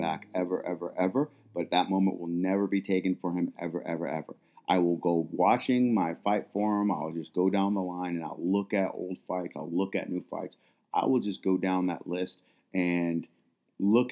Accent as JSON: {"language": "English", "town": "Minneapolis", "region": "Minnesota", "country": "United States", "tie": "born or raised there", "moved": "yes", "said": "I am from Minneapolis, Minnesota, and the death that happened, to Floyd and the protesting, all of that is where my childhood used to be"}